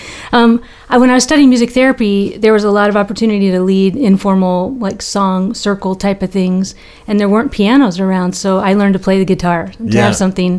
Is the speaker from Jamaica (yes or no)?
no; Louisville, Kentucky, United States; also born or lived in Cincinnati, Ohio; now in Eugene, United States; I grew up in Louisville, Kentucky.